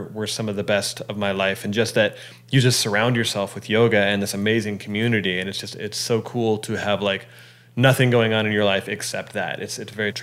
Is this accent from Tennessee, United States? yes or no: no; Colorado, United States; also born or lived in New York City; now in Los Angeles, United States; I'm from Colorado originally. And I lived in New York City for a while, and now I've lived in Los Angeles for about 8 years